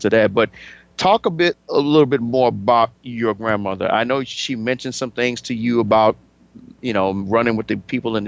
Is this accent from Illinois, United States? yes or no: yes; Chicago, Illinois, United States; my hometown of Chicago